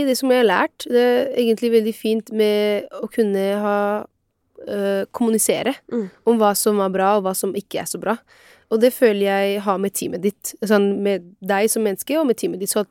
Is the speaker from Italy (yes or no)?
yes; Italy; now in Norway; meg som italiener